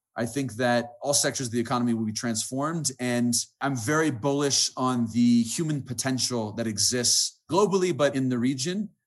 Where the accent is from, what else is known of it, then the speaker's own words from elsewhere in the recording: United States; moved away; also born or lived in Colombia; I'm an American.